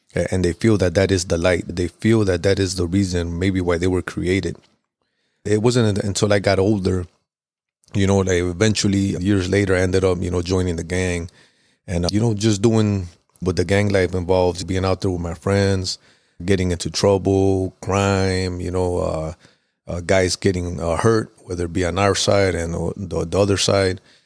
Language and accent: English; Chicago, Illinois, United States; I grew up in Pilsen, which is kinda like southwest area of Chicago